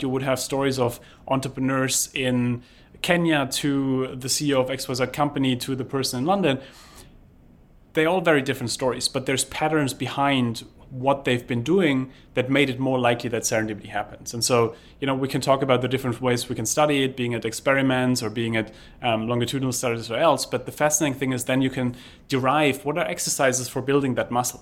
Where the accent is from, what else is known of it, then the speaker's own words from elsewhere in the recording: Germany; moved away; I grew up in Germany where we are used to planning